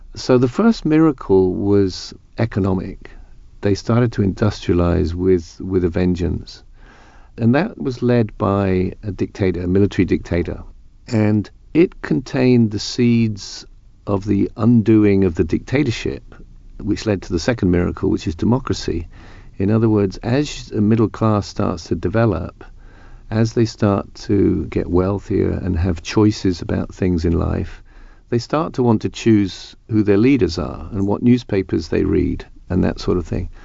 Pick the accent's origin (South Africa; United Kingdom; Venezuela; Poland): United Kingdom; I'm speaking as a British person